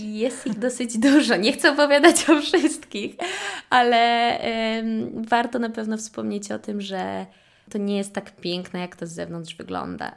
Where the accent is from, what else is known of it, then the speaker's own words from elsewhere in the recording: Warsaw, Masovian Voivodeship, Poland; moved away as an adult; also born or lived in Milan, Italy; Ja generalnie urodziłam się tutaj w Warszawie um, i około 4 lat temu przeprowadziłam się do Włoch